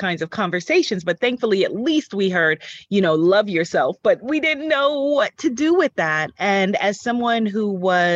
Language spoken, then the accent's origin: English; New York, United States; I am a New Yorker born and raised